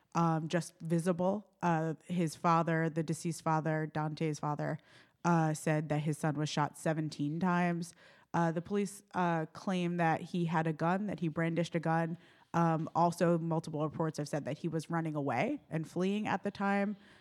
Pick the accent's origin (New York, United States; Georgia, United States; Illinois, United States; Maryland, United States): New York, United States; New York City; moved away; I'm from New York City originally